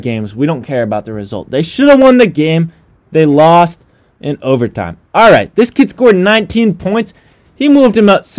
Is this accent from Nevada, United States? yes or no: no; Connecticut, United States; I'm from Connecticut. We're all from Connecticut.